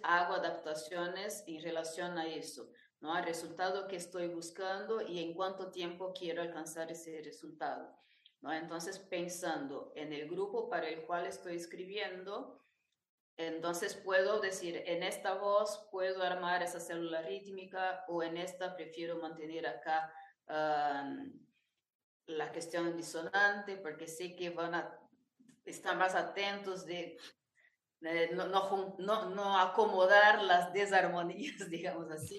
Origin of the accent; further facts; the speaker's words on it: Araçatuba, São Paulo, Brazil; Spanish is a second language; moved away as an adult; now in Buenos Aires, Argentina; estudié piano en mi ciudad natal, que es Arasatuba, interior de São Paulo